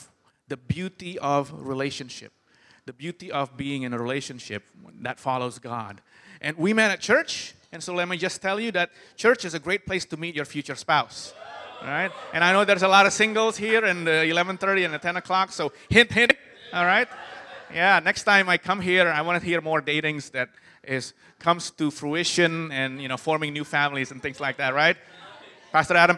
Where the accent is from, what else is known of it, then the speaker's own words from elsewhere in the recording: Jakarta, Indonesia; I'm from Jakarta, and Jakarta's pretty crazy